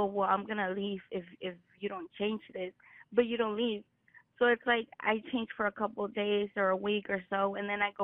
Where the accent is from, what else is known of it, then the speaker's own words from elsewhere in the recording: California, United States; I was raised here in California